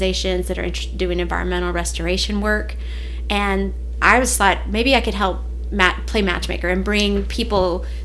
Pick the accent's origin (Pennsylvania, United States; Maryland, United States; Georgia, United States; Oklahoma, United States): Georgia, United States; Atlanta; I'm from the South Side